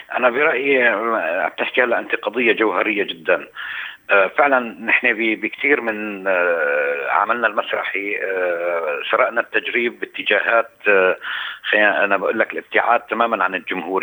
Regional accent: Aleppo, Aleppo Governorate, Syria; moved away as an adult; عندنا بحلب

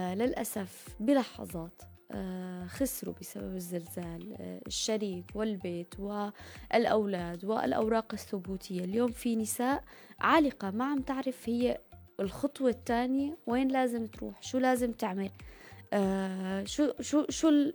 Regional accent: Syria; now in Turkey; كسوريين وأتراك

